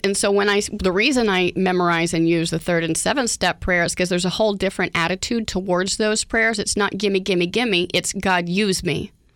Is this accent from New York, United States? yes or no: no; Oklahoma, United States; moved away; I grew up in Oklahoma